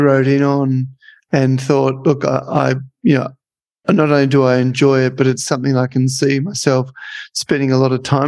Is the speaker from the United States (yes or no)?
no; Australia; accent: Australian; it might have been my Australian accent